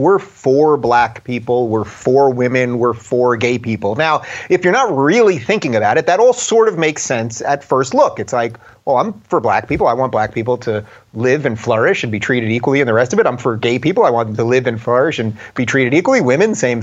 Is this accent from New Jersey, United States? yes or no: no; New York, United States; my home state of New York